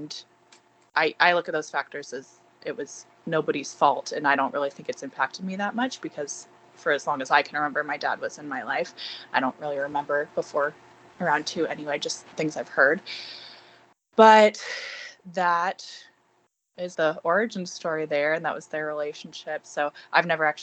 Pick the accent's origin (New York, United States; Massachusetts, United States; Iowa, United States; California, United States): California, United States; Bay Area; I grew up in the Bay Area in California.